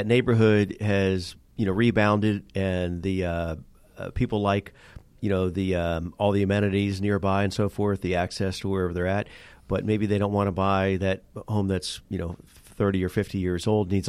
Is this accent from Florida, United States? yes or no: yes; Florida, United States; also born or lived in California; now in Atlanta, United States; originally from Florida, but most recently from California, but here about 12 years in Atlanta